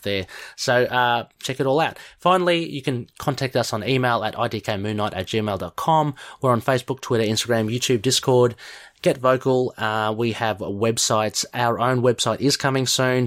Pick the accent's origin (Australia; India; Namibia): Australia; being Australian